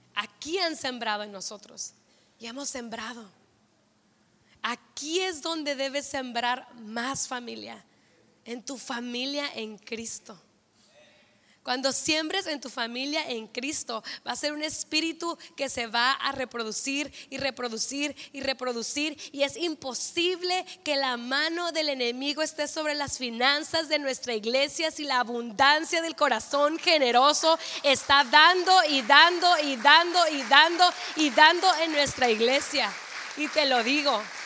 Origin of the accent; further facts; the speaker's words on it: Mexico; como mexicanos